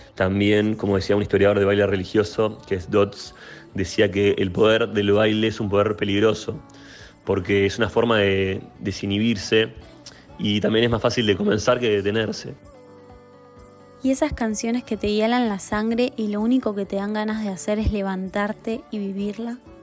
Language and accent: Spanish; Uruguay; soy DJ uruguayo